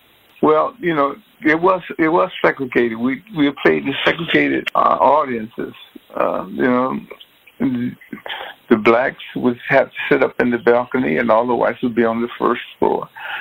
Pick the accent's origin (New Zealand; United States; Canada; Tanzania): United States; Detroit, Michigan; I know how to get out from growing up in Detroit.